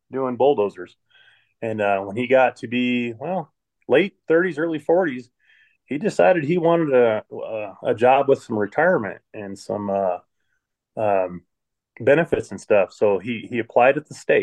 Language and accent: English; Cripple Creek, Colorado, United States; also born or lived in Flint, Michigan; I grew up in Cripple Creek from about 12-ish till I moved out